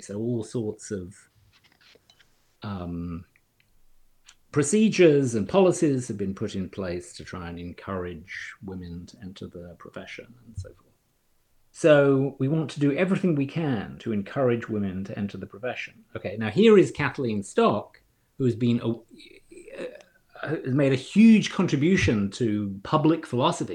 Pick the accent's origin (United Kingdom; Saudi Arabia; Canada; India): United Kingdom; moved away as an adult; also born or lived in London, United Kingdom; now in Cambridge, Massachusetts, United States; I grew up in in Britain